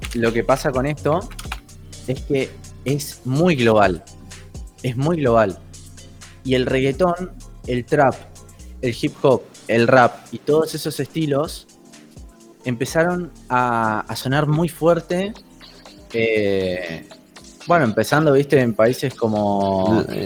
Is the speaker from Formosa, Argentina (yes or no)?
no; Buenos Aires, Argentina; Soy de Argentina, Buenos Aires. Eh, siempre viví acá de chiquito.